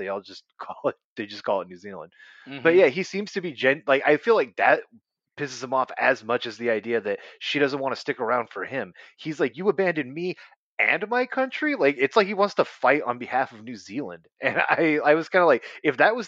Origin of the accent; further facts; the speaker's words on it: California, United States; moved away; I'm from California